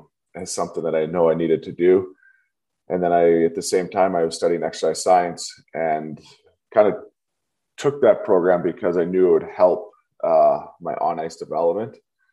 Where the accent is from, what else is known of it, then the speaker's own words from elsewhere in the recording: Kelowna, British Columbia, Canada; also born or lived in Germany; So I grew up here in the Okanagan, Kelowna, British Columbia, Canada, for those who have to Google it. So we're up on the west coast of Canada, nice little remote spot.